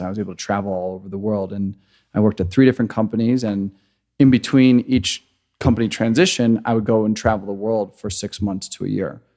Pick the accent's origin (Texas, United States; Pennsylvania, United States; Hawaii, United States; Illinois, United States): Illinois, United States; Chicago; moved away as an adult; also born or lived in Grand Rapids, Michigan / San Francisco; I am originally from Chicago, grew up in a very conservative Christian home